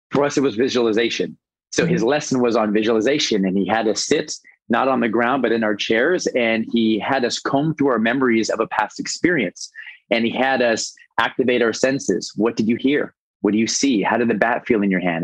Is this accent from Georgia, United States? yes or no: no; Los Angeles, California, United States; moved away as an adult; now in Bradenton, United States; Born and raised in Los Angeles